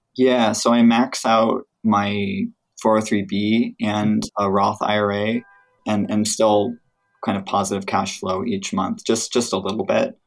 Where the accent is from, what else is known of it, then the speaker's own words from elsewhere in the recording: Midwest, United States; now in California, United States; I grew up in the Midwest, where things were not expensive at all